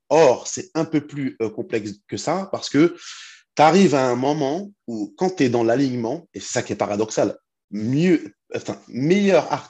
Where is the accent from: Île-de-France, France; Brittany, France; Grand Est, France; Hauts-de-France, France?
Île-de-France, France; now in Rouen, France; je viens d'Île-de-France, mais j'habite à Rouen.